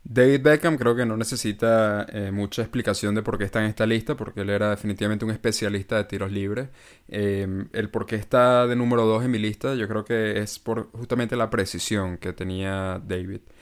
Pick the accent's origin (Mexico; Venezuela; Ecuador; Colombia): Venezuela; uno como venezolano